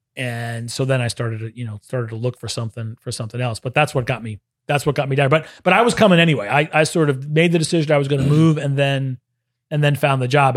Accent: New York City, New York, United States; moved away as an adult; now in Orlando, United States; So I was born in New York City. So I, I grew up in, I grew up in Brooklyn, uh, Brooklyn, New York.

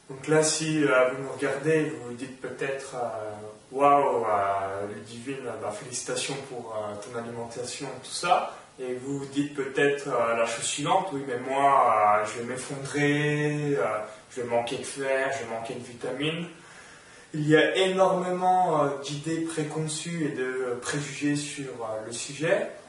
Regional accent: France; En tant que Français, il y a une grosse culture.

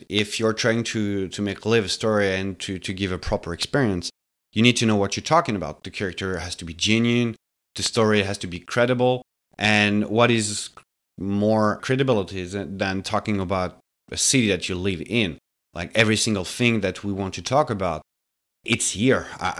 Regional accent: France; moved away as an adult; now in Montreal, Canada; Gary and I, we've been living in the city for more than 10 years now. We come from France before. So Montreal has been, the city we decided to stay here to establish.

